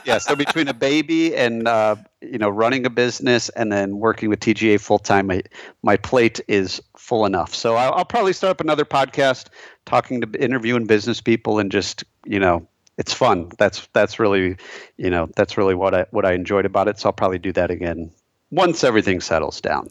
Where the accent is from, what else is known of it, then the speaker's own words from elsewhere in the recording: Michigan, United States; moved away as an adult; also born or lived in Chicago; I'm a fellow Michigander, so I grew up in Michigan, lived there my whole life until, uh, graduating from college in two thousand seven